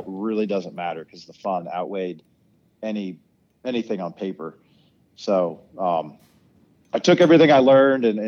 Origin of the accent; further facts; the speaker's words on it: Ohio, United States; I'm from a place called Ohio, and we don't have hills that go like straight up for 10 minutes